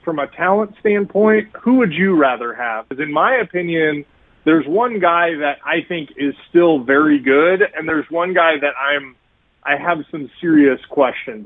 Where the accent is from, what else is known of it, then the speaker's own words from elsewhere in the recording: Kansas City, Missouri, United States; now in St. Louis, United States; I'm from Kansas City, so I grew up in Kansas City